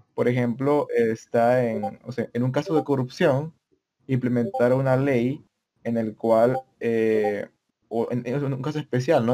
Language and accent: Spanish; El Salvador; yo provengo de El Salvador